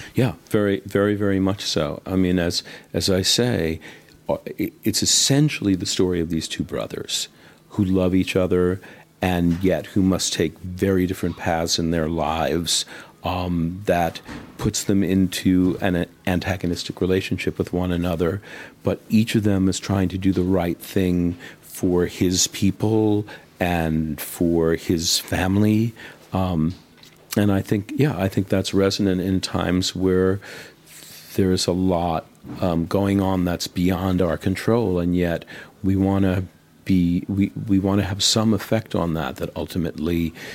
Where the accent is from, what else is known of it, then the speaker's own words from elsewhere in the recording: United States; I'm obviously American, and in the States